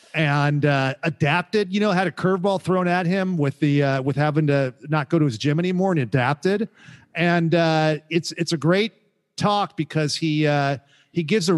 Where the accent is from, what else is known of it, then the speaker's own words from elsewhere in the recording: California, United States; also born or lived in Idaho; I'm from basically California. I lived when I was a boy, like in Idaho for a pretty good little stretch there. So I have some kind of youthful connections to rural Idaho